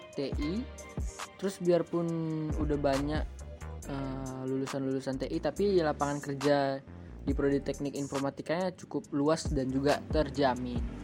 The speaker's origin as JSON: {"language": "Indonesian", "region": "Sumatra", "country": "Indonesia"}